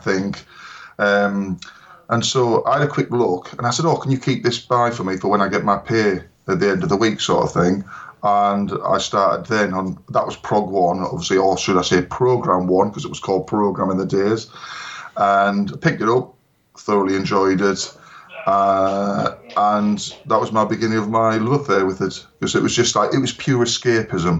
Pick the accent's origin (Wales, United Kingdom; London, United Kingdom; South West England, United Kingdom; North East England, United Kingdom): North East England, United Kingdom; Hartlepool; my hometown of Hartlepool